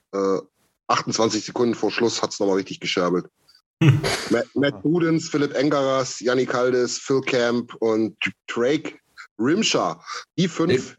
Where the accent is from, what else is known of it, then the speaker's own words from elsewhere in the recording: eastern Germany, East Germany, Germany; bei uns im Osten